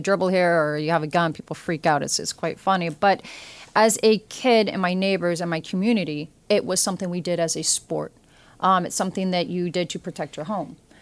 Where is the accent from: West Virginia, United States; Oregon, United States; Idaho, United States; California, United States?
Oregon, United States; now in New York City, United States; I come from Oregon